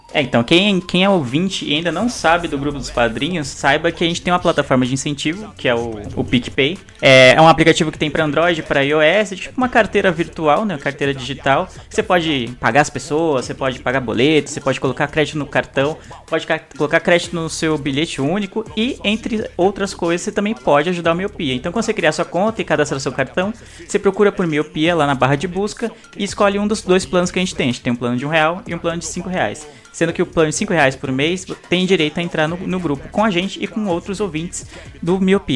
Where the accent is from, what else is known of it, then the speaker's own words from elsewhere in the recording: São Paulo, Brazil; eu, que sou nascido e criado em São Paulo